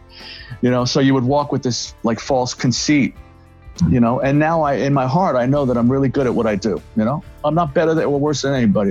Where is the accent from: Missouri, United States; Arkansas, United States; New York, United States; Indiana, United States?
New York, United States; New York City; I grew up in the Bronx